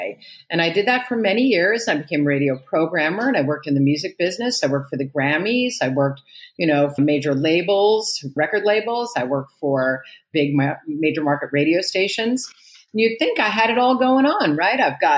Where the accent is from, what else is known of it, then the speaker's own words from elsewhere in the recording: New York City, New York, United States; I was born and raised in Manhattan in 1959. I was born, so it's quite a long time ago. And I lived in Manhattan in the 60s in the Upper West Side.